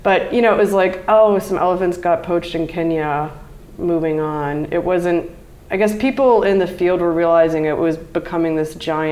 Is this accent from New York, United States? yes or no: no; Mississippi Gulf Coast, United States; I grew up on the Mississippi Gulf Coast